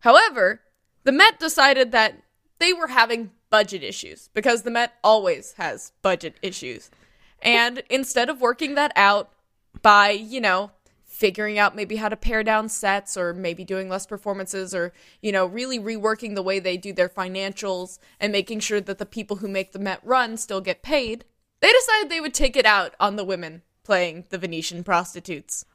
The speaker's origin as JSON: {"language": "English", "country": "United States", "tie": "born or raised there", "said": "I grew up near Kentucky"}